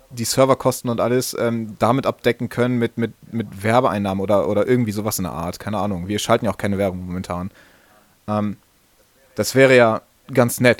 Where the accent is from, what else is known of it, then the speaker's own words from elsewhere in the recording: Northern Germany, Germany; können wir mal ein bisschen ähm, über die neue Website schnacken, wie man bei uns in Norddeutschland sagt.